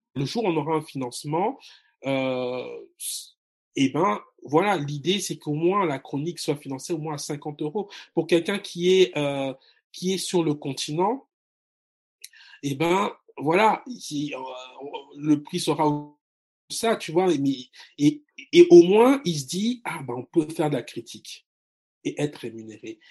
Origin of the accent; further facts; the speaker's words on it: Republic of the Congo; moved away; also born or lived in France; j'ai grandi au, dans le Congo marxiste